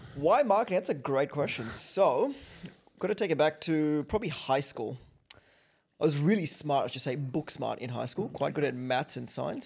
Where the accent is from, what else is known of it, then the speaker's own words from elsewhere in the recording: Kenya; now in Australia; I grew up in Kenya